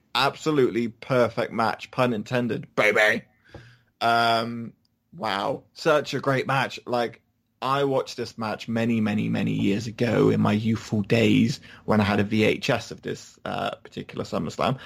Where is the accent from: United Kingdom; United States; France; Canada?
United Kingdom; we're British